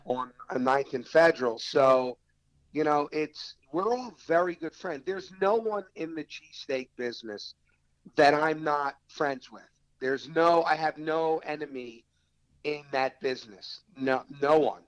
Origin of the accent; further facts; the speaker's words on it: Philadelphia, Pennsylvania, United States; I'm from Philly